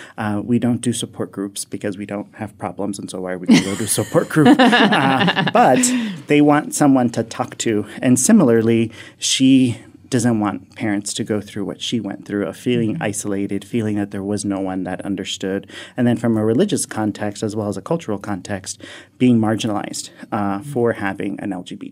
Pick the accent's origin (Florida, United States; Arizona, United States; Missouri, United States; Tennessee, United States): Florida, United States; Miami; now in Athens, Ohio, United States; I was born and raised in Miami, Florida, and into a Hispanic household, a Latino household